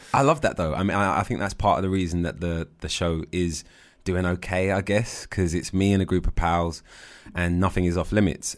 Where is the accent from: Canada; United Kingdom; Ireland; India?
United Kingdom